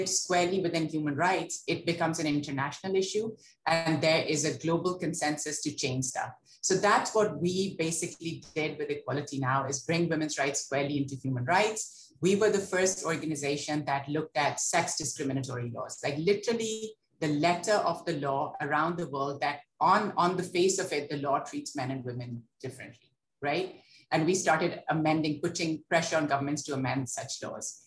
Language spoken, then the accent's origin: English; Lahore, Punjab, Pakistan; I grew up in Lahore